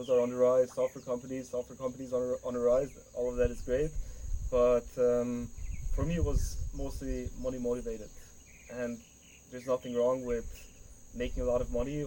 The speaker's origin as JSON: {"language": "English", "country": "Germany", "tie": "born or raised there", "moved": "as an adult", "lives_now": "Colombia", "said": "I was born and raised in Germany, and both my parents are Hungarian"}